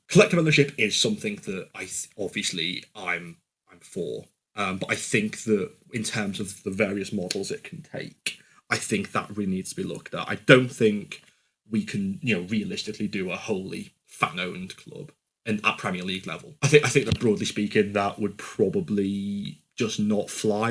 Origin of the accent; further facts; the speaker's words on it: Liverpool, North West England, United Kingdom; I don't know how biased I am coming from Liverpool